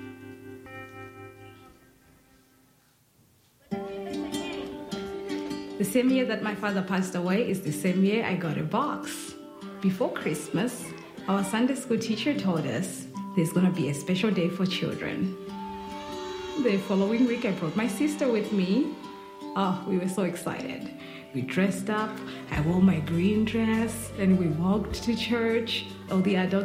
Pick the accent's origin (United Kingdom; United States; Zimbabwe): Zimbabwe; I'm from Zimbabwe. It's a little country in the southern part of Africa.